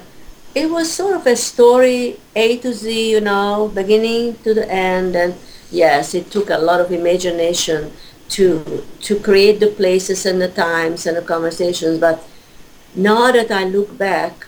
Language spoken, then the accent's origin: English; Budapest, Hungary; moved away; I was born in 1942 in Hungary, in Budapest